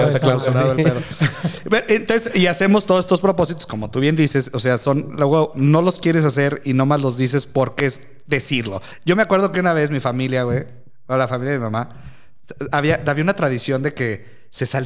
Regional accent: León, Guanajuato, Mexico; Soy de León. Igual de culero que todos los de León.

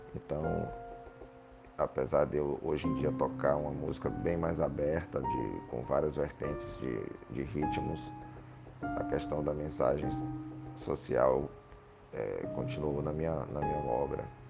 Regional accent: Salvador, Bahia, Brazil; eu sou baiano de Salvador

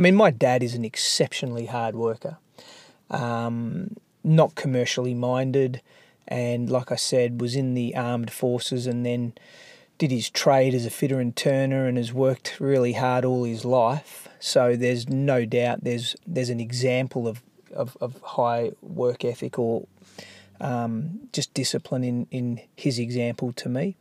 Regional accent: Melbourne, Victoria, Australia; I grew up in Melbourne

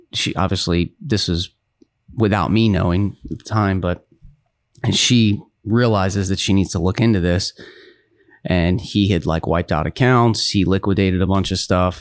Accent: Baltimore, Maryland, United States; I was born in Baltimore, Maryland

